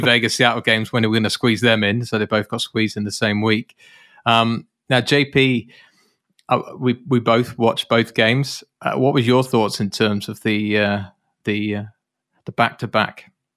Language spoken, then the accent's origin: English; United Kingdom; as a Brit, and for those of you that are listeners on this podcast, you'll know that I'm British